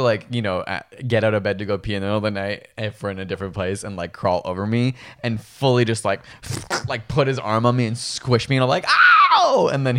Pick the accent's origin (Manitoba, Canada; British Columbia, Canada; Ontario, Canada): Ontario, Canada; Guelph; In my hometown of Guelph, we would say Edinburgh.